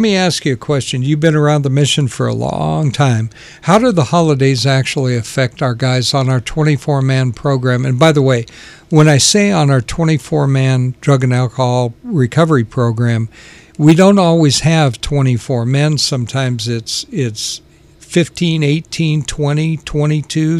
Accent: Sacramento, California, United States; moved away; also born or lived in South Carolina / Alberta, Canada; I pretty much grew up in Sacramento

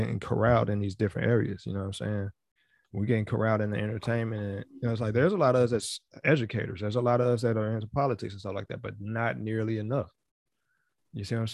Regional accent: New York, United States; my hometown. You know what I'm saying? In New York

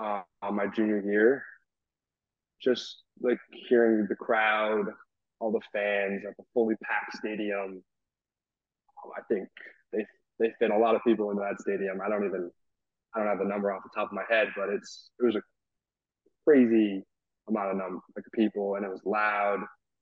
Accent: Rhode Island, United States; I mean, they're all Patriots guys because I'm from Rhode Island.

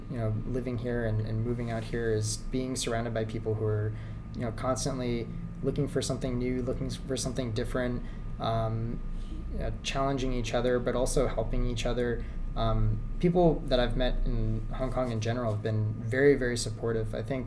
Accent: Southwest, United States; No, but I grew up in Southwest, so yeah, that's what I grew up on.

